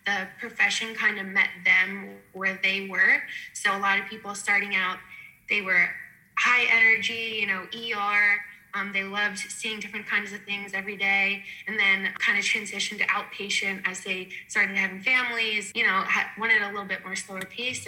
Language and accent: English; Lancaster, Pennsylvania, United States; growing up in Lancaster, we didn't really have too many around